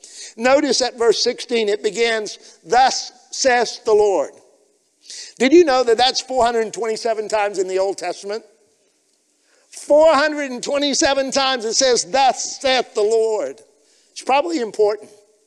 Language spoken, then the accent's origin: English; Liberia; But growing up in Liberia, we did life together and we walked on the path of life together.